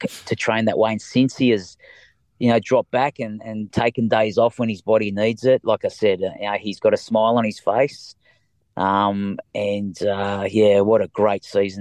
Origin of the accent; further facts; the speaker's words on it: Leeds, Yorkshire and the Humber, United Kingdom; now in Australia; I was born in Leeds, the same as Monty